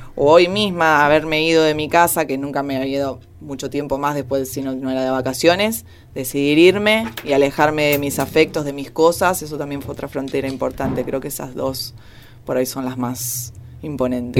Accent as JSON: {"language": "Spanish", "town": "San Justo", "region": "Buenos Aires Province", "country": "Argentina", "said": "yo soy de Buenos Aires, eh, de San Justo, La Matanza"}